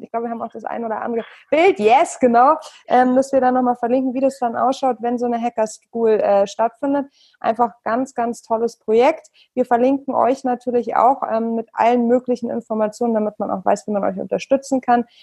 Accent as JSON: {"language": "German", "region": "Hamburg", "country": "Germany", "moved": "yes", "said": "meine alte Heimat zurück nach Hamburg"}